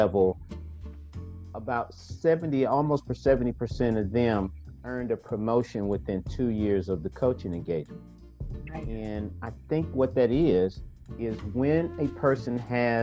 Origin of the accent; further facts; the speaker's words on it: St. Louis, Missouri, United States; I grew up in a single parent home with my mother and my grandmother in the largest housing project in St. Louis, my hometown